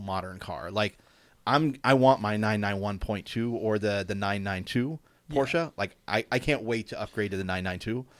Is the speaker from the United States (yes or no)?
yes; Cincinnati, Ohio, United States; now in California, United States; growing up in Cincinnati